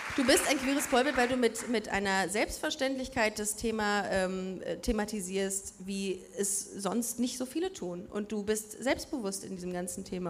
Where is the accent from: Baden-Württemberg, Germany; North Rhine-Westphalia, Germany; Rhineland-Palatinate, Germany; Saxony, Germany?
North Rhine-Westphalia, Germany; Düsseldorf; now in Cologne, Germany; Wir sind beide in Düsseldorf aufgewachsen, wir sind auch mit Stolz da aufgewachsen